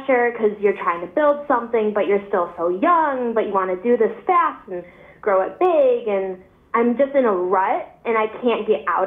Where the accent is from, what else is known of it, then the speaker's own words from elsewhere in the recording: Buffalo, New York, United States; I'm from Buffalo, New York